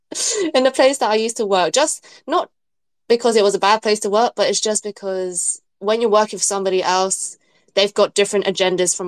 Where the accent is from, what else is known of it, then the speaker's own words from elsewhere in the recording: London, United Kingdom; I was born in London. My parents are from Hong Kong, so I'm British Chinese.